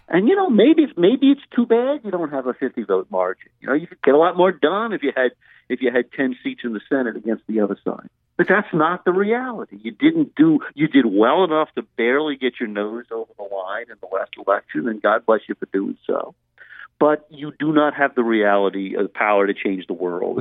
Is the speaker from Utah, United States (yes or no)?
no; Louisiana, United States; I come from Louisiana